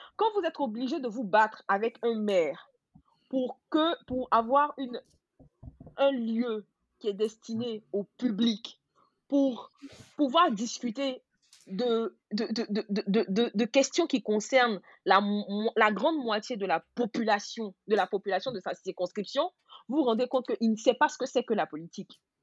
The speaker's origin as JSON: {"language": "French", "country": "Côte d’Ivoire", "also_born_or_lived": "France", "first_language": "Gouro", "second_language": "French", "moved": "yes", "said": "je suis gourou, euh, de père et de mère, mais je suis ivoirienne"}